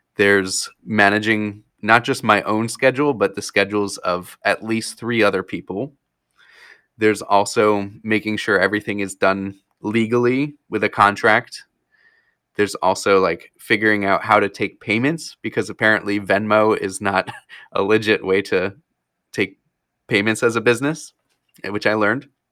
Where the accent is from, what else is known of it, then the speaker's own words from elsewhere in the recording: New Jersey, United States; moved away as an adult; also born or lived in Florida; now in Wisconsin, United States; I grew up in, yeah, I grew up in Florida, and then in fourth grade is when I moved up to New Jersey